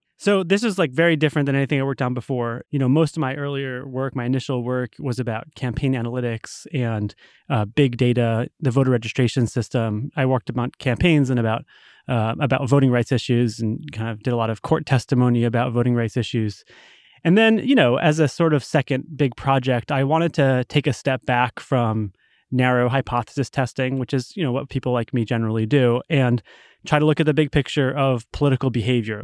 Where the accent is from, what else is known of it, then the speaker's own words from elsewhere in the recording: Rhode Island, United States; now in Massachusetts, United States; I grew up in Rhode Island in, you know, the nineties